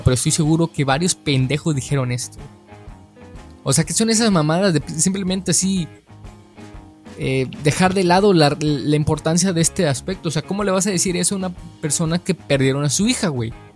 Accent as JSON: {"language": "Spanish", "country": "Mexico", "said": "yo como mexicano"}